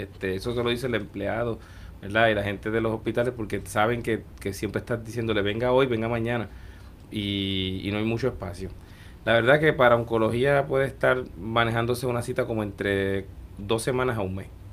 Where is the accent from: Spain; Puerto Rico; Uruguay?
Puerto Rico; moved away as an adult; also born or lived in Guadalajara, Mexico / New York, United States; muchos de los que volvemos, siempre el terruño es lo que nos trae